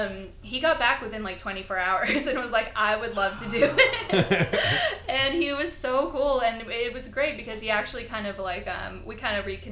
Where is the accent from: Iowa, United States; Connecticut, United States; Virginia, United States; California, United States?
Connecticut, United States; They were pretty close with us growing up in Connecticut because they lived on the East Coast